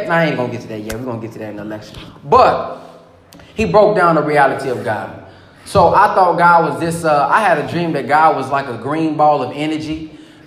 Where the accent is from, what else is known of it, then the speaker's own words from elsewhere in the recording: the South, United States; I'm from the South, too